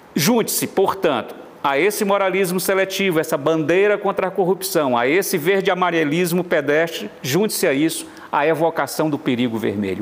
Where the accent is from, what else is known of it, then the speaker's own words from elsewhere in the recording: Fortaleza, Ceará, Brazil; Eu nasci em Fortaleza, de costas, portanto, para o sertão, nasci no litoral